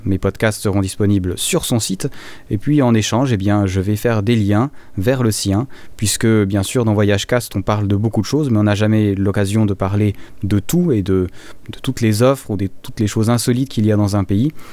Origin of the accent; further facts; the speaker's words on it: Valais, Switzerland; ma région natale, du Valais